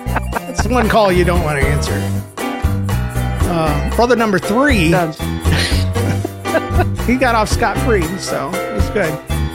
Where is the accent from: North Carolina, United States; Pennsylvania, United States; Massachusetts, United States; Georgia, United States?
Massachusetts, United States; Cape Cod; But anyway, I'm from Cape Cod, and we're doing hybrid learning.